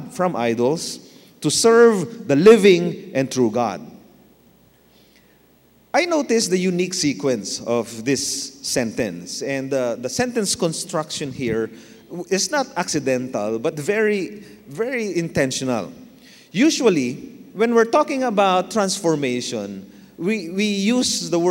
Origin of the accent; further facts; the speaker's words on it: Manila, Metro Manila, Philippines; I was born in Manila, Tondo, Manila. I grew up in Manila.